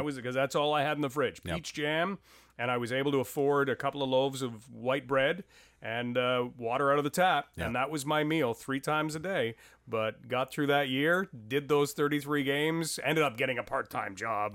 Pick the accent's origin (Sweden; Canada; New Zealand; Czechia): Canada; Ottawa area, Ontario; also born or lived in London, Ontario / Smiths Falls; I was born in London and uh, had grown up in the Ottawa area, just outside of Ottawa, in a couple of different locations